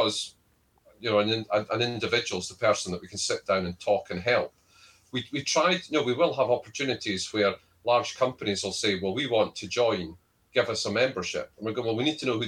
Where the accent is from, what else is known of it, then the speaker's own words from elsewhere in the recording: Scotland, United Kingdom; I'm Scottish.